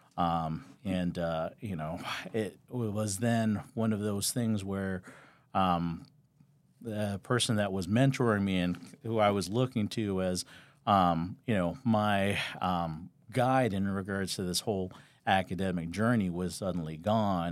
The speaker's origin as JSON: {"language": "English", "town": "Los Angeles", "region": "California", "country": "United States", "tie": "born or raised there", "moved": "as an adult", "lives_now": "Las Vegas, United States", "said": "I grew up in Southern California, L A, and I know when most people say L A, they say some kind of, you know, suburb or whatnot in L A, and I literally grew up right around downtown L A and, um, the Echo Park area"}